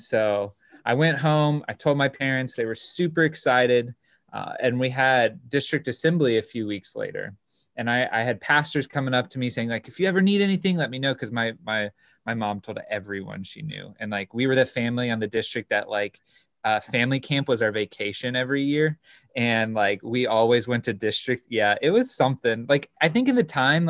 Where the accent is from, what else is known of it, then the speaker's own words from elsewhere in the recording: Ohio, United States; I grew up in Ohio